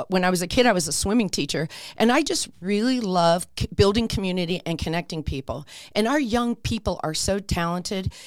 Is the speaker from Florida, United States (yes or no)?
no; Warren, Pennsylvania, United States; moved away as an adult; also born or lived in Midtown Manhattan, New York / Long Island, New York; now in Peoria, Arizona, United States; actually born in a little town called Warren, Pennsylvania